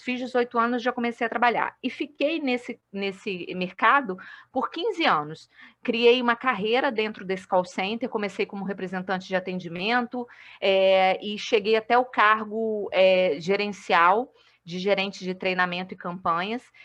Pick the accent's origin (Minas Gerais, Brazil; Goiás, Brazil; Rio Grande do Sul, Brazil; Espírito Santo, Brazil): Espírito Santo, Brazil; Vila Velha; moved away as an adult; also born or lived in Rio de Janeiro / Macaé; now in Uberlândia, Brazil; sou capixaba, mas moro atualmente em Uberlândia, em Minas, mas estou de férias em Vila Velha, né? É, então, até o dia 9 de janeiro eu estou por aqui, na minha terrinha